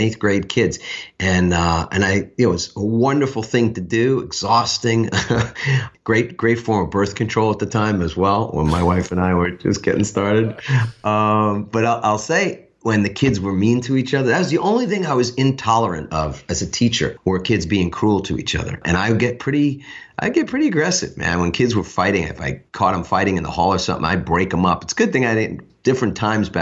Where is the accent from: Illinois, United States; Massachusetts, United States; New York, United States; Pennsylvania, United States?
New York, United States; New York City; I grew up in Queens